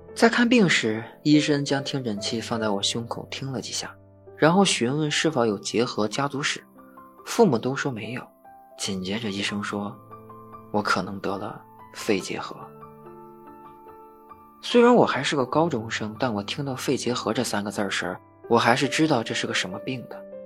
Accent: Fushun, Liaoning, China; 我是一名成长在抚顺的东北人

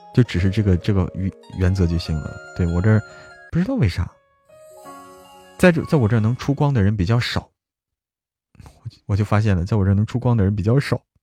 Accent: Zhangjiakou, Hebei, China; now in Chengdu, China; 大家不要说我在成都， 不要说我是河北张家口的

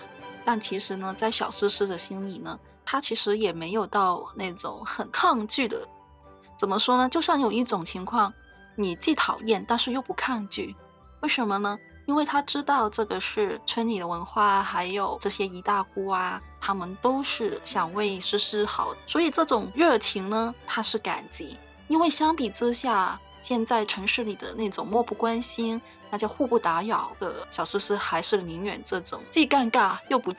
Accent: Hong Kong; also born or lived in Shenzhen, China; 我从小在香港、深圳这些城市里生活，可以说只有很少的农村生活体验

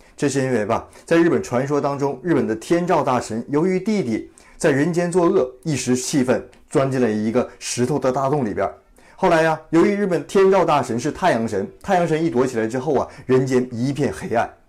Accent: China; 我们中国人

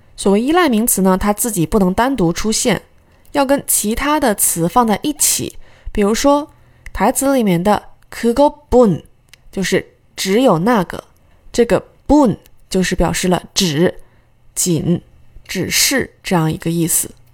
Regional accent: China; 我们中国人

